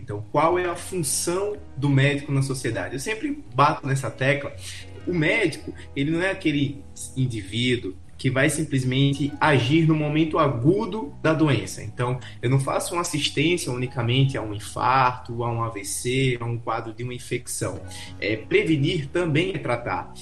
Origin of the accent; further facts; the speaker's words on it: Aracaju, Sergipe, Brazil; E eu tava em Alagoas, mas eu sou de Aracaju, Sergipe